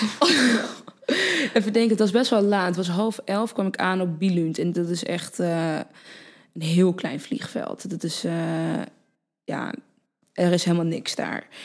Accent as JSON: {"language": "Dutch", "town": "Purmerend", "region": "North Holland", "country": "Netherlands", "tie": "born or raised there", "also_born_or_lived": "Utrecht", "said": "Toen ben ik naar Purmerend verhuisd. Toen ben ik eh, ja, gewoon eh, basisschool, middelbare school, et cetera"}